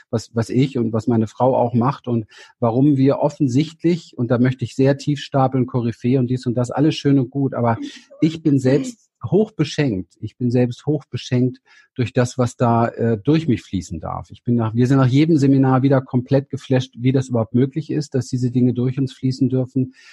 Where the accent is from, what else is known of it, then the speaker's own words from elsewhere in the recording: Berlin, Germany; Ich bin in Berlin aufgewachsen, habe eine sehr, sehr traumatische Kindheit gehabt.